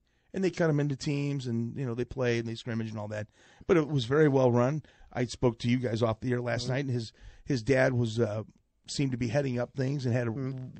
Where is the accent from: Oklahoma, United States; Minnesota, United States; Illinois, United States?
Illinois, United States; Belleville; my hometown of Bell Vegas.